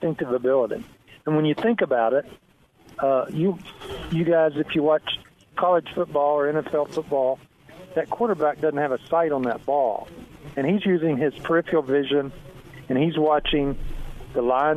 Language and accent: English; West Virginia, United States; now in Texas, United States; I was raised in West Virginia, and my family were all mountain people